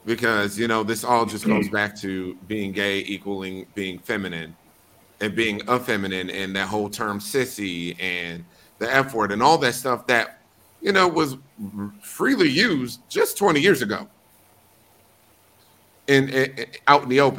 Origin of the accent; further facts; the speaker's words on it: Wisconsin, United States; these are the people I grew up around. This is my community. Friends from high school, friends from college, you know, coworkers, whoever, you know, and I'm not from New York. Wisconsin doesn't have the diversity that New York boasts